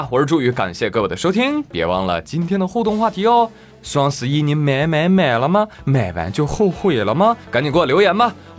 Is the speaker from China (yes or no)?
yes; Jiangsu, China; 哎，我记得我小时候啊，我的家乡在江苏啊。